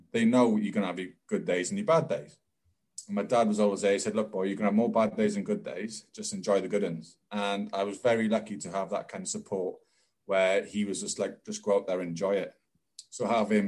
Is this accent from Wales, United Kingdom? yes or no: yes; Wales, United Kingdom; I was lucky in growing up in Wales